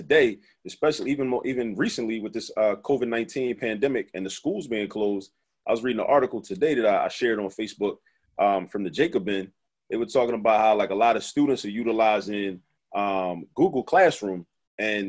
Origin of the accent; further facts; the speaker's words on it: Baltimore, Maryland, United States; growing up in Baltimore